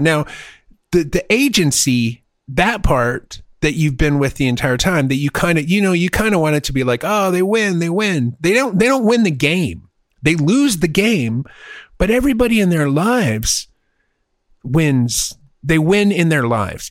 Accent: United States; also born or lived in Texas; I'm an American

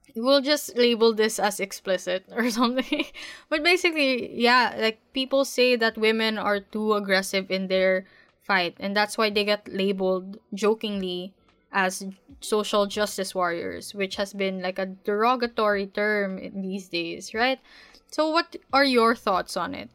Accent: Philippines; being a Filipino woman

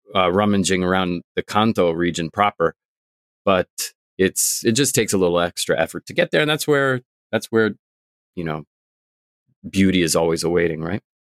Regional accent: Vermont, United States; now in Tokyo, Japan; I'm from Vermont.

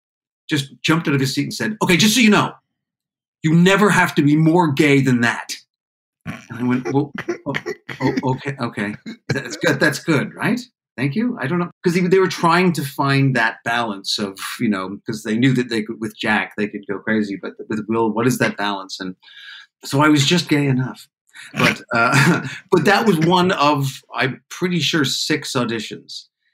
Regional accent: Canada; I was just down from Canada. I didn't know that many people.

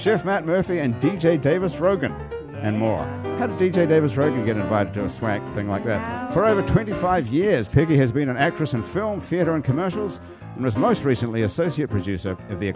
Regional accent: New Zealand; moved away; I'm from New Zealand

